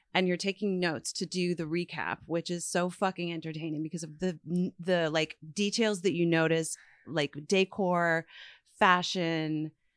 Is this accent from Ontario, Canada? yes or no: no; Newfoundland and Labrador, Canada; moved away; growing up in Newfoundland